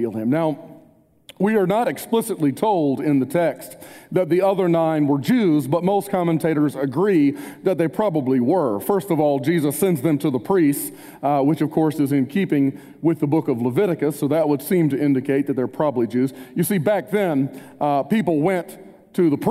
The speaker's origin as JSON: {"language": "English", "town": "Spartanburg", "region": "South Carolina", "country": "United States", "tie": "born or raised there", "also_born_or_lived": "Wilmore, Kentucky", "moved": "yes", "said": "I grew up in Spartanburg, a heavily Bible Belt town"}